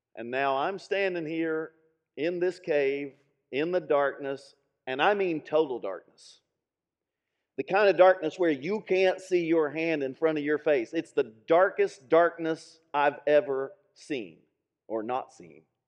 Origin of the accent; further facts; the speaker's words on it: Middlesboro, Kentucky, United States; my hometown, Middlesboro